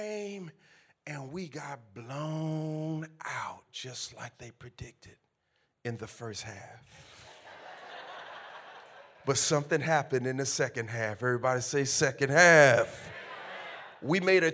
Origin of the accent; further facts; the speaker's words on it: California, United States; I'm from California